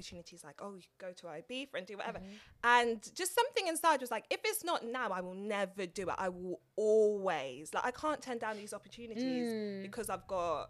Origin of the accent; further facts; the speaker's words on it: London, United Kingdom; also born or lived in Norfolk; I'm from Tottenham, like born and raised.